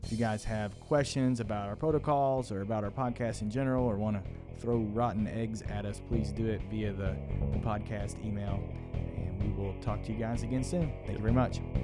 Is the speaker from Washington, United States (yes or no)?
no; Williamsburg, Kentucky, United States; moved away; I am from Williamsburg, Kentucky.